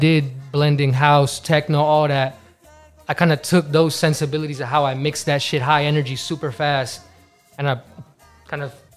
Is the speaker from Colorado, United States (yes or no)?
no; New York City, New York, United States; Born and raised in the Bronx, Kingsbridge.